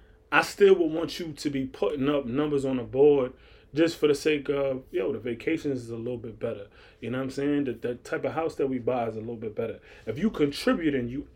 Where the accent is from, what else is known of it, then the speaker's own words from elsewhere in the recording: New York City, New York, United States; I'm from Far Rockaway